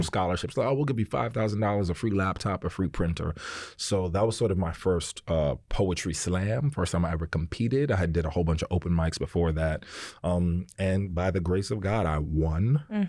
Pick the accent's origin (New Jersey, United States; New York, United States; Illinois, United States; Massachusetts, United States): New York, United States; New York City; I'm from Harlem, you know what I mean, uptown. So I was raised in a very particular way